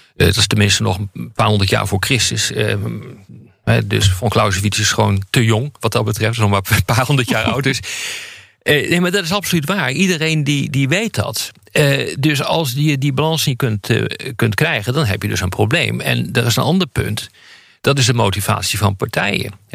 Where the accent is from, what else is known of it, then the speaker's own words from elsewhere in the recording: Netherlands; ik ben Nederlander